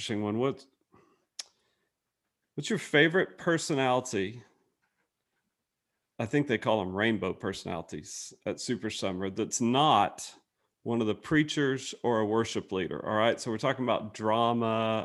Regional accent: Angleton, Texas, United States; now in Dallas, United States; I grew up in Angleton

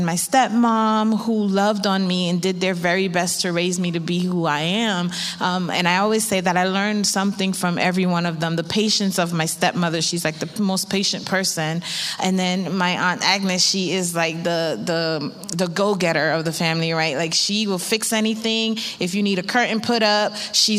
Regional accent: St. Vincent & Grenadines; also born or lived in New York; now in Florida, United States; I'm from the Caribbean. I'm from St. Vincent.

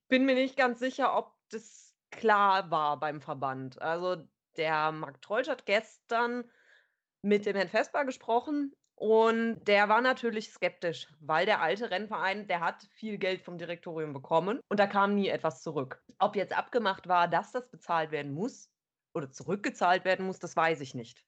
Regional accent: Cologne, North Rhine-Westphalia, Germany; weil ich überhaupt kein Karnevalist bin und das als Kölnerin

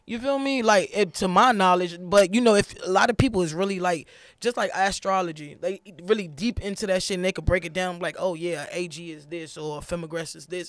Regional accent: New York, United States; also born or lived in Florida; I was actually born in Florida, but I was raised in New York

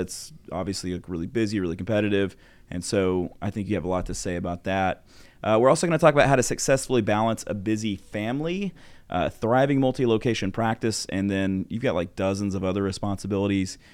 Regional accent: Arkansas, United States; I grew up in Arkansas, no dental school in Arkansas at the time

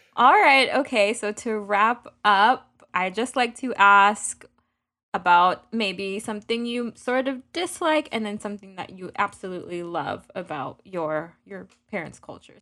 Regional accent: Miami, Florida, United States; where we grew up in Miami

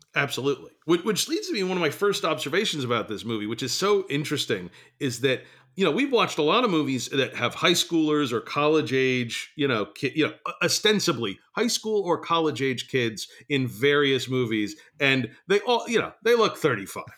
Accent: the New York area, United States; we grew up in the New York area

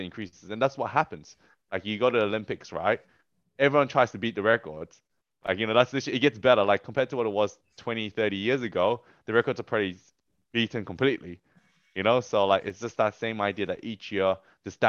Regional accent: Australia; as an Australian athlete

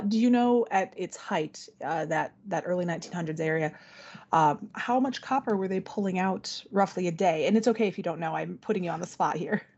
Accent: Benton Harbor, Michigan, United States; also born or lived in Wisconsin; I grew up in the Benton Harbor area

